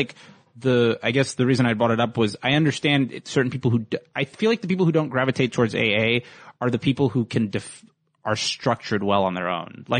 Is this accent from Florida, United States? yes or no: yes; Fort Lauderdale, Florida, United States; moved away; I'm from Florida.